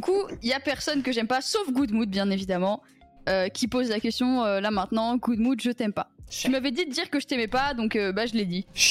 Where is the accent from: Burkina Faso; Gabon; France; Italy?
Italy; Je suis italienne